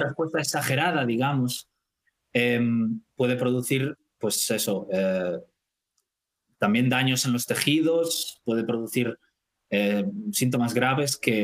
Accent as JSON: {"language": "Spanish", "town": "Vigo", "region": "Galicia", "country": "Spain", "also_born_or_lived": "Dublin, Ireland", "moved": "as an adult", "lives_now": "Stockholm, Sweden", "said": "soy de Vigo"}